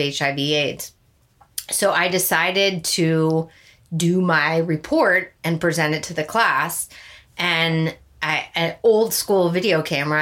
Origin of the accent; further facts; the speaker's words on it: Santa Barbara, California, United States; moved away as an adult; also born or lived in Virginia / Dallas / Boulder; I was growing up in Santa Barbara